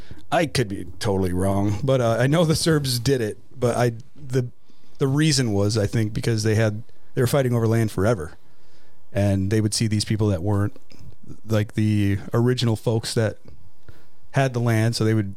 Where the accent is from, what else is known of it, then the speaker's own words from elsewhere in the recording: New York, United States; I was born in New York.